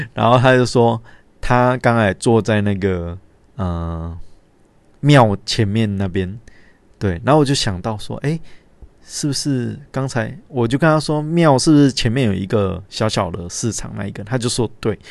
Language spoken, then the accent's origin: Chinese; Linbian, Pingtung County, Taiwan; moved away; 我家乡怎么变成这样